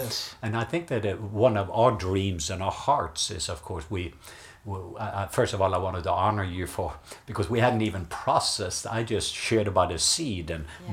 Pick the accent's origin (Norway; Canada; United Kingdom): Norway; I grew up in Norway